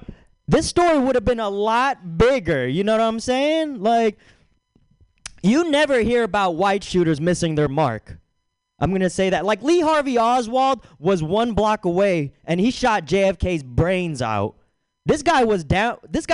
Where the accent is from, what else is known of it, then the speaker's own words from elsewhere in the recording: Philippines; I'm Filipino.